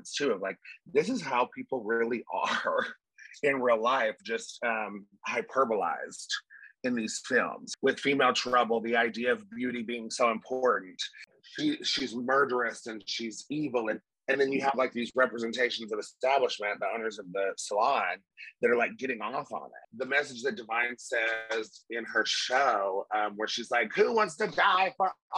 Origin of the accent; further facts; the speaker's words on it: Tennessee, United States; I'm country and I come from Tennessee